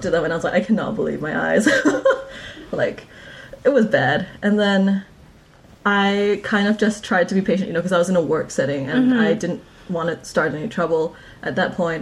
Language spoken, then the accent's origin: English; Sarawak, Malaysia; moved away as an adult; now in New Zealand; I'm from Malaysia